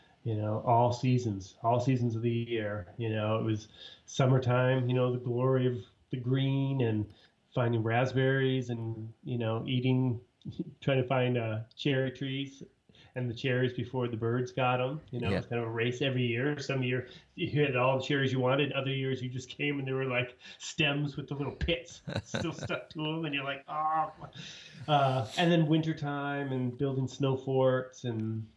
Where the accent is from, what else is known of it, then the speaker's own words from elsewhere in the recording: Ithaca, New York, United States; moved away; I grew up in Ithaca, New York